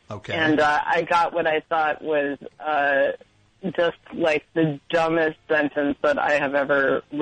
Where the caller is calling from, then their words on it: Queens, New York, United States; Okay, really embarrassingly, I'm actually calling from Queens because I got priced out of Brooklyn already.